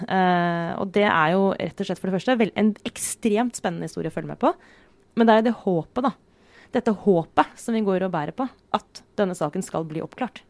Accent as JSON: {"language": "Norwegian", "area": "Romerike", "region": "Akershus", "country": "Norway", "tie": "born or raised there", "moved": "yes", "said": "bodde jeg fortsatt eh, hjemme på Romerike"}